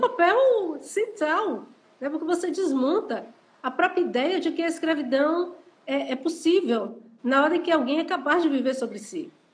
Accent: Salvador, Bahia, Brazil; eu nasci no Pé do Vaz, morei um bom tempo da minha vida na Liberdade, na área da Liberdade

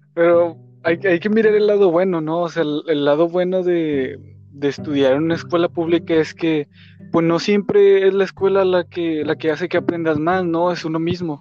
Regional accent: Mexico; como mexicano, como ciudadano mexicano de, clase media baja

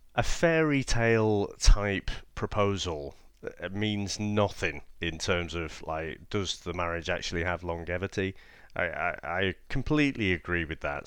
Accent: United Kingdom; being quite British

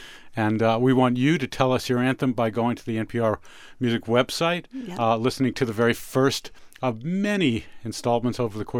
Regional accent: New York, United States; now in Washington, D.C., United States; when I was a kid growing up in New York, I could often feel alone in the music I love. And I later moved to this area, the Washington, D.C. area.

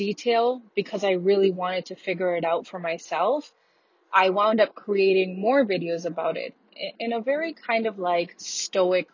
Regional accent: Canada; moved away as an adult; also born or lived in Australia; as a Canadian citizen

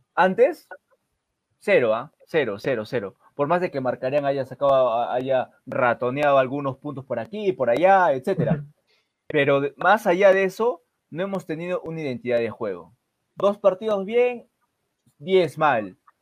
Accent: Peru

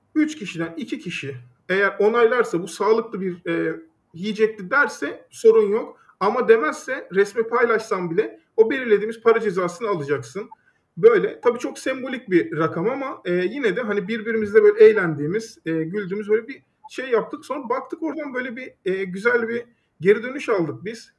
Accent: Düzce, Turkey; moved away as an adult; also born or lived in Istanbul; Düzce'de doğdum, büyüdüm.

